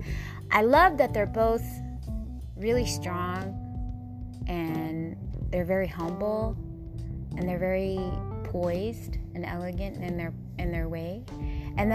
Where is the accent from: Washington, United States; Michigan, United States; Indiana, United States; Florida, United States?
Washington, United States; moved away; also born or lived in Southern California; Whenever I visit my hometown, I always go that place, and I go to my grandparents' gravesite, and that's over by my old school when I went to kindergarten